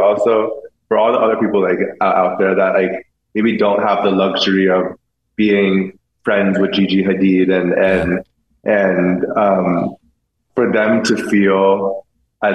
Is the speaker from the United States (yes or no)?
no; Vietnam; English is a second language; not knowing like really any English, like not being around, like being gay was not the normal of growing up in Vietnam.